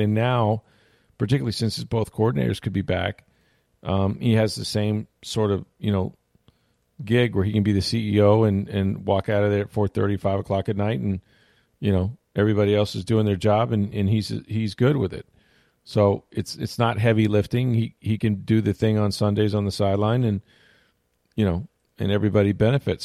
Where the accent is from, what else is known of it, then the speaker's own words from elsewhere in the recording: St. Petersburg, Florida, United States; my hometown of St. Petersburg